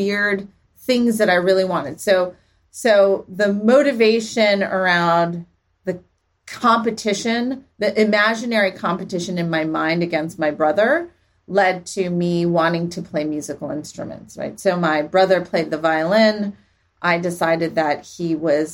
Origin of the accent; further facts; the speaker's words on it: Palo Alto, California, United States; also born or lived in Santa Monica; I grew up actually in Palo Alto.